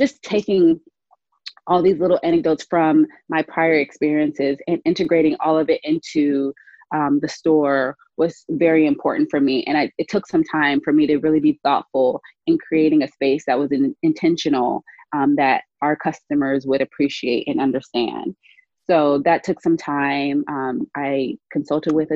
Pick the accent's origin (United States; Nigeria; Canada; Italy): United States; Charleston, South Carolina; moved away; I come back home often and I'm from Charleston, South Carolina. And the one thing that remains is that same beauty supply we went to as a kid 20 years ago